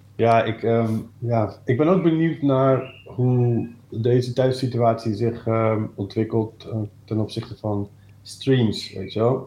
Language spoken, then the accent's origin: Dutch; Amersfoort, Utrecht, Netherlands; also born or lived in Breda; Ja, ik ben geboren in Breda, maar op oh. derde naar Amersfoort verhuisd. Eh, dus ik ben wel echt opgegroeid daar